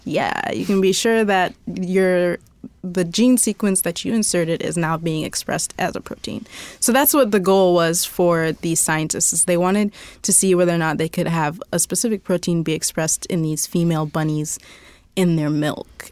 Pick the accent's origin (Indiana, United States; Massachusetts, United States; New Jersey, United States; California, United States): Indiana, United States; I grew up in Indiana, so it's, like, everywhere is cornfields.